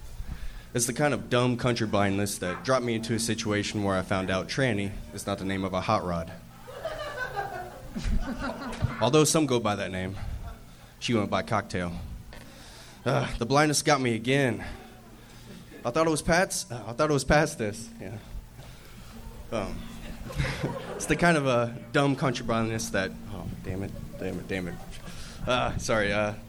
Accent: Midwest, United States; Growing up in the Midwest, I feel like I've been country blind to the LA lifestyle.

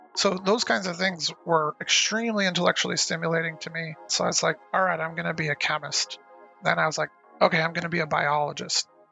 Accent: Lancaster, California, United States; also born or lived in Santa Cruz / Portland; I grew up in Lancaster, California

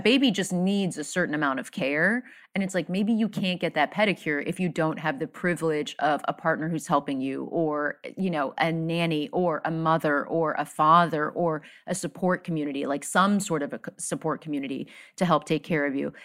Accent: South Florida, United States; I grew up in South Florida

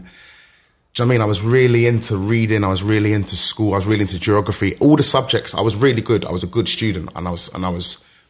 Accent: London, United Kingdom; So I grew up in South London. So I grew up in a place called Kennington, which is basically right next to Brixton.

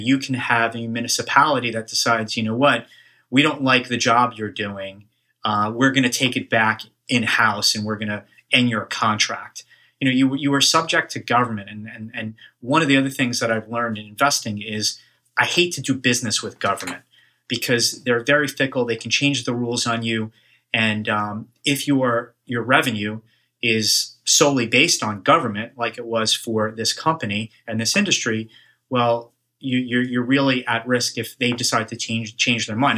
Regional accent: Woodmere, New York, United States; I grew up on Long Island, uh, a town called Woodmere in the South Shore

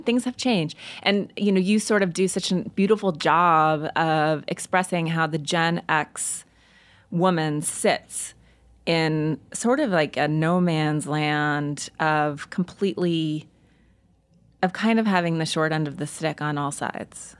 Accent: Montana, United States; moved away; I grew up in Montana

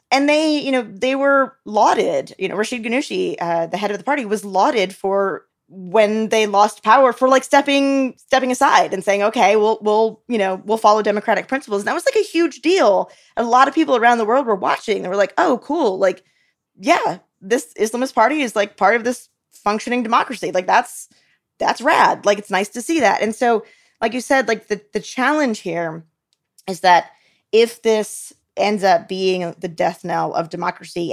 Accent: United States; I, as an American

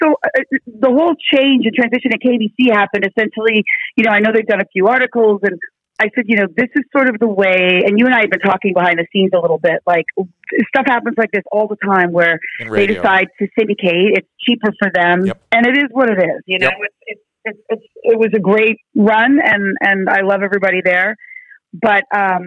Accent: Canada; now in United States; When I was growing up in Canada

